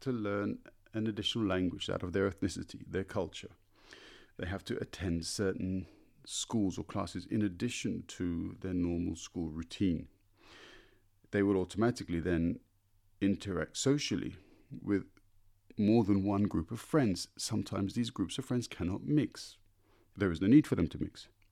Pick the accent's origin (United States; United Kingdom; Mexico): United Kingdom; London; now in Berlin, Germany; I was born in London and feel very much native to my city of birth